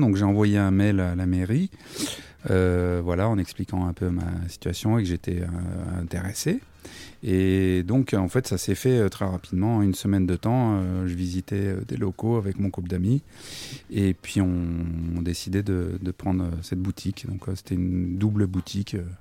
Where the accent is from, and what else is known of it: Versailles, Île-de-France, France; born or raised there; also born or lived in Paris / Montreuil